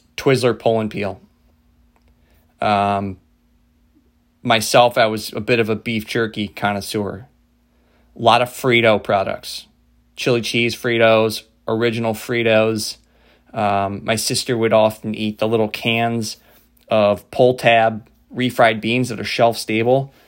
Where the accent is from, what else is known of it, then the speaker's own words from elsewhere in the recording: Midwest, United States; a bunch of pasty white Irish kids growing up in the Midwest